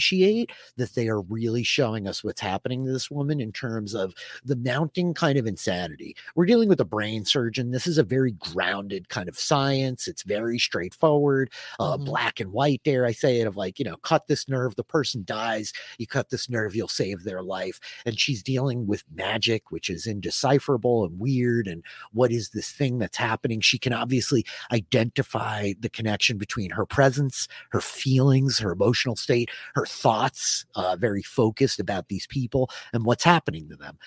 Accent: Long Island, New York, United States; I grew up on Long Island, which is an island

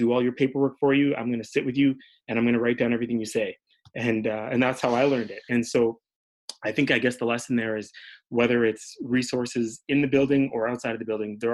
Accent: Canada; also born or lived in Edmonton, Canada / Toronto, Canada / Florida, United States; now in Winnipeg, Canada; I grew up in Edmonton and in Toronto

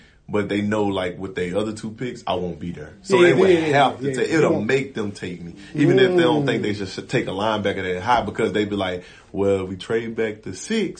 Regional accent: Louisiana, United States

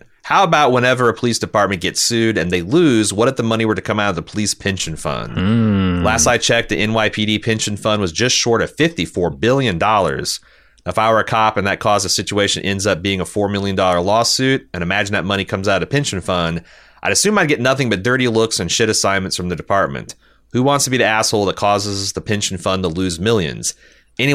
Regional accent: New York City, New York, United States; I'm from New York City, which goes without saying is a horribly policed city

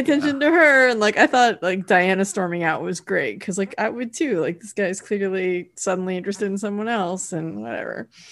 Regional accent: California, United States; I'm from California

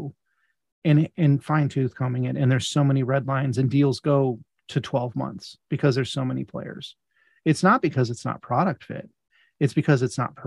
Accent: Midwest, United States; I'm from the Midwest

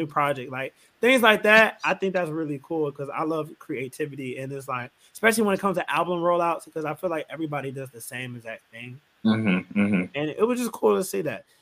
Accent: Chicago, Illinois, United States; I'm from Chicago

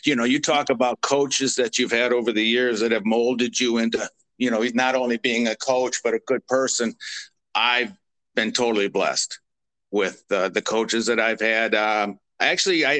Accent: Pontiac, Michigan, United States; I lived in and raised and born and raised in Pontiac

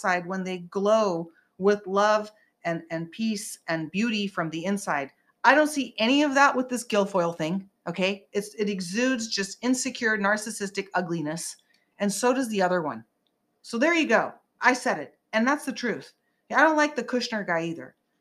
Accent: Northern California, United States; now in Los Angeles, United States; living in LA, I'm from NorCal, but living

